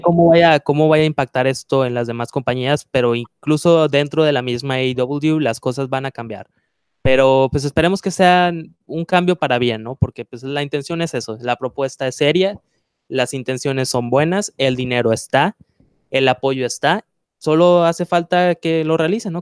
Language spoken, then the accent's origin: Spanish; Mexico; lo que somos, eh, de me, como mexicanos